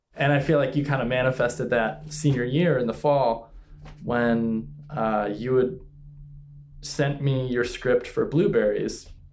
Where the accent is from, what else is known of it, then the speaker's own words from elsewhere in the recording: Cleveland, Ohio, United States; I'm from Cleveland, Ohio